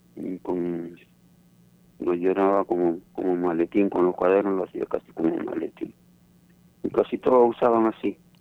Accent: Palpa, Ica, Peru; moved away; also born or lived in Nazca; Yo nací en Palpa, Saramarca

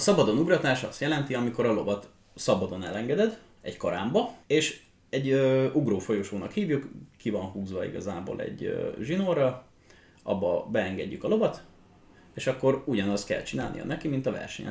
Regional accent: Hódmezővásárhely, Csongrád-Csanád, Hungary; hódmezővásárhelyen születtem

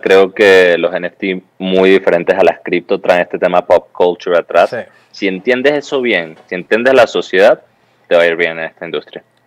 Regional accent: Venezuela; vengo de Venezuela

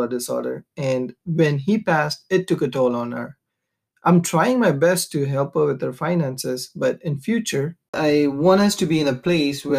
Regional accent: India; make sure our children don't lose their Indian identity and that they're able to communicate with my family since we speak Malayalam

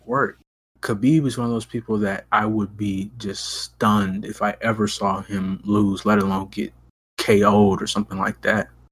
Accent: Ohio, United States; I am from Ohio

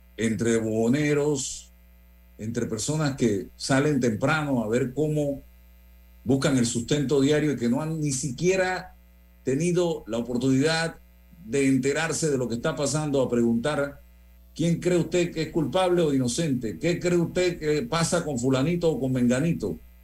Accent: Panama; como panameño

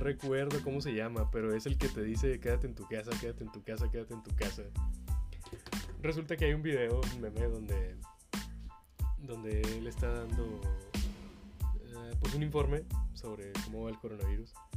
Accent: Nuevo León, Mexico; la gente que somos de Nuevo León

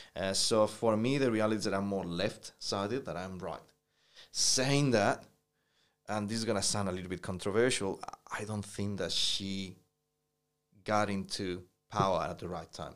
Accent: New Zealand; as a Kiwi

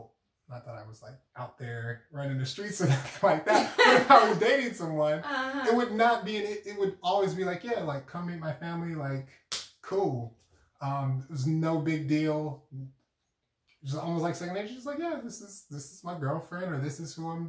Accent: United States; I'm just regular old African American

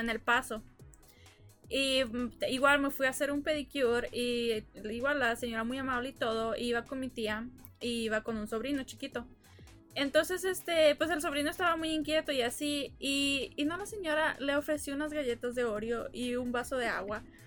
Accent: Mexico; also born or lived in El Paso, Texas, United States; now in New York, United States; nací en El Paso, pero crecí en México, pero tengo años viviendo aquí en Nueva York

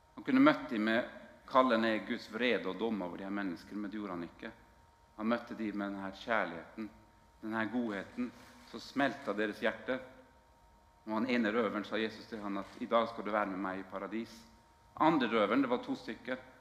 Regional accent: Northern Norway, Norway; moved away; jeg kommer jo fra Nord-Norge opprinnelig.

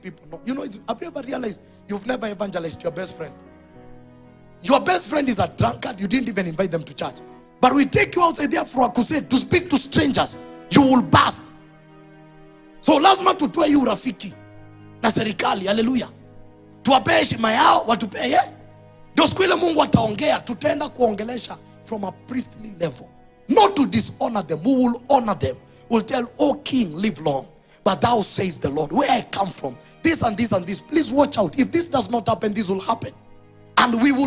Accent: Kenya; I'm saying this as a Kenyan. I don't hate my country.

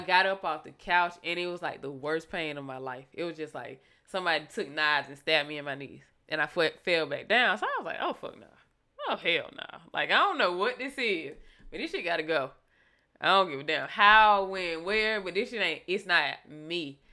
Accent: Thomson, Georgia, United States; also born or lived in Fort Leavenworth, Kansas / Alaska; I say Thompson is my hometown

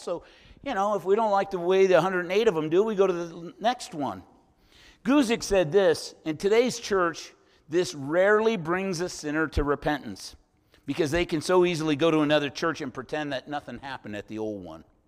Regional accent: San Francisco, California, United States; moved away as an adult; I'm from San Francisco originally, all my childhood and part of my adult life

